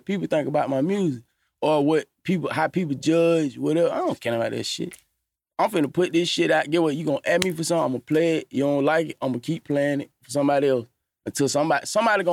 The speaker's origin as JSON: {"language": "English", "town": "Atlanta", "region": "Georgia", "country": "United States", "said": "I'm from Cleveland Avenue. I'm from Atlanta"}